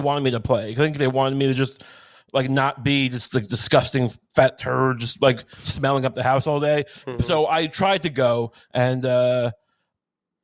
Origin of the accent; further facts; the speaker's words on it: Deer Park, New York, United States; also born or lived in Queens, New York; I'm from Long Island, Deer Park